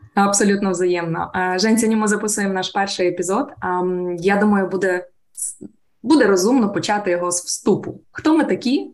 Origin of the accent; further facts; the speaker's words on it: Ukraine; Я українка, народилась в Україні.